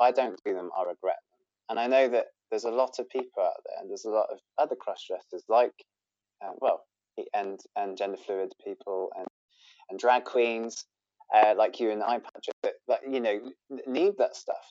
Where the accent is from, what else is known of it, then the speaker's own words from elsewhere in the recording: Bristol, South West England, United Kingdom; I'm a crossdresser from Bristol